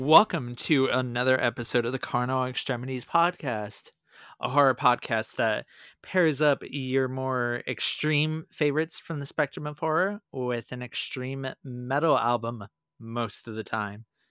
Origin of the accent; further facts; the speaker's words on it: Inland Empire, Southern California, United States; growing up in Southern California in the early two thousands in the Inland Empire